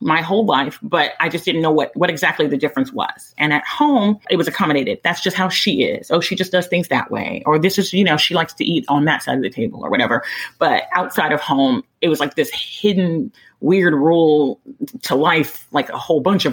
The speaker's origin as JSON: {"language": "English", "region": "Texas", "country": "United States", "tie": "born or raised there", "also_born_or_lived": "Midwest, United States"}